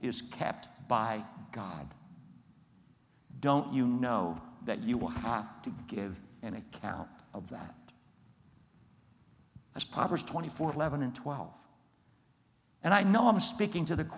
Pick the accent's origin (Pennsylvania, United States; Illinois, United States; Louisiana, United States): Pennsylvania, United States; Coatesville; I grew up as a 9-year-old right there in Coatesville, right there watching all that stuff going on in downtown Coatesville